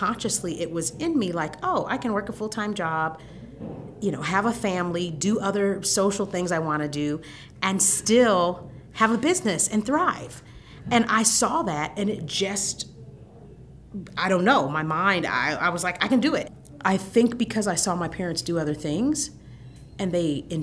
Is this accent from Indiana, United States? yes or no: yes; Fort Wayne, Indiana, United States; born or raised there; now in Bloomington, United States